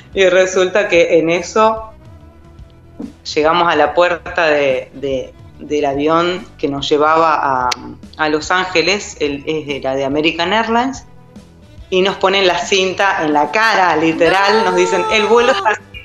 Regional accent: Neuquén, Argentina; moved away as an adult; nos tomamos un avión de Neuquén a Buenos Aires, somos de Neuquén Capital

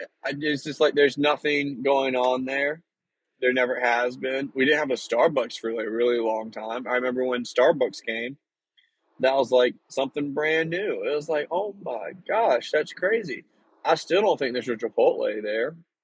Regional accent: Northeast North Carolina, United States; moved away; growing up, of course, where the small town is located, it's like Northeast North Carolina. So it's like right on the border of Virginia and North Carolina.

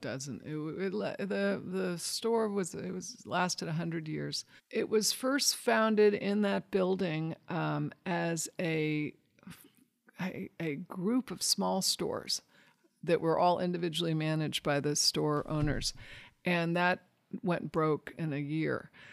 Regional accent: San Francisco, California, United States; I grew up near the Presidio

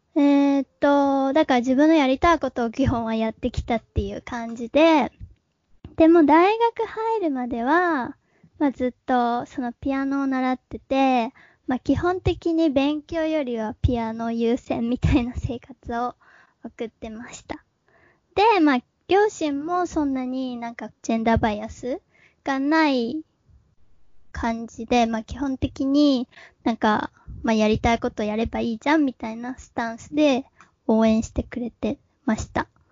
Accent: Hiroshima, Japan; moved away; 広島県出身で、えー、一人っ子です。で、今はまあ28歳なんだけど、えー、もともと広島で中高まで過ごしてて

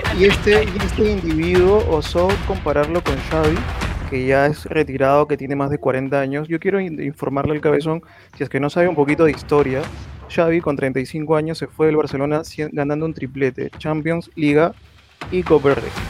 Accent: Peru; no voy a hablar como un hincha de un equipo, sino como un peruano

